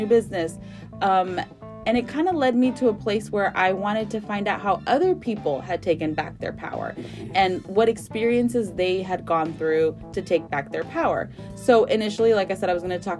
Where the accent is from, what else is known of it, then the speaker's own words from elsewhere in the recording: Houston, Texas, United States; I'm from Northside here in mm-hmm. Houston